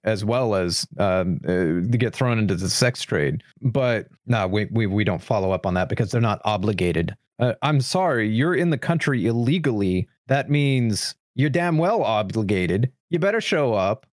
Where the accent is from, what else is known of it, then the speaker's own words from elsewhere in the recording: United States; as an American